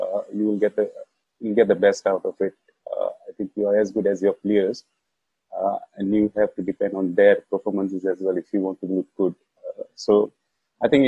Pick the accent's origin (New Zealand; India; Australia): India; Goa; I'm coming from Goa